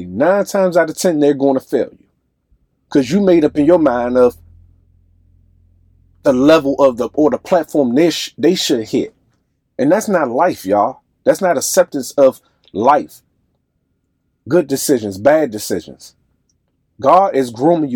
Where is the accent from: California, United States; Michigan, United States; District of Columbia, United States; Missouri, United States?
District of Columbia, United States; Washington; I'm from Southside, D.C. I love any and everything about where I came from. My friends, my loved ones, everybody that groomed me